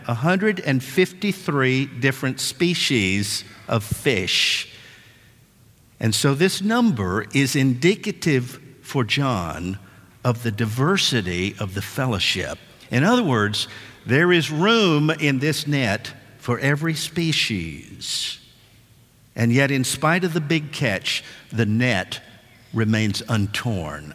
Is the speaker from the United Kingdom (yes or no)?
no; West Tennessee, United States; my dad and I grew up fishing in West Tennessee